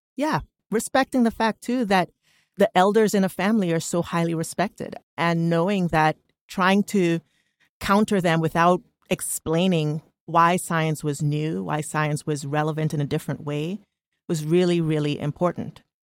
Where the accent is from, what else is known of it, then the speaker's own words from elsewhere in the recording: Trinidad & Tobago; now in United States; born and raised in Trinidad and Tobago